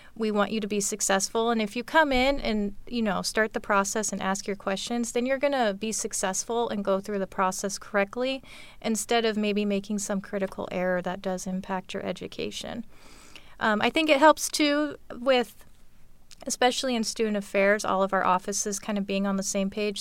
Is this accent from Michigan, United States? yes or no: no; Auburn, Washington, United States; I'm actually from Auburn. Uh, grew up, moved here when I was five. Uh, grew up in the Auburn School District